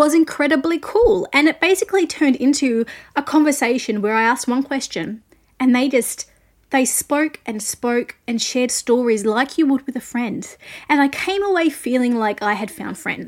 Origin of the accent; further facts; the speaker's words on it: Australia; I'm an Australian music journalist